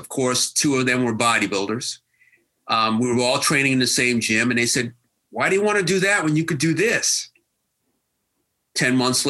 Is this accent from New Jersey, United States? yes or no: yes; Scotch Plains, New Jersey, United States; I grew up in Union County. I went to Scotch Plains Banwood High School.